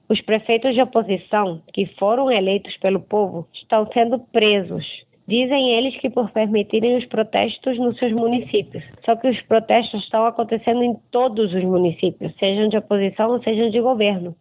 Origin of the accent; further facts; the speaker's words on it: Venezuela; Portuguese is a second language; moved away as an adult; also born or lived in Rio de Janeiro, Brazil; sou venezuelana, moro em Caracas. Morei nove anos no Brasil e voltei à Venezuela há sete anos.